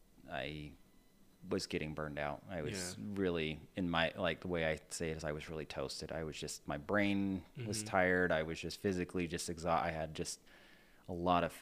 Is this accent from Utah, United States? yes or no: yes; central Utah, United States; So I'm actually originally from Utah. So okay. I grew up in central Utah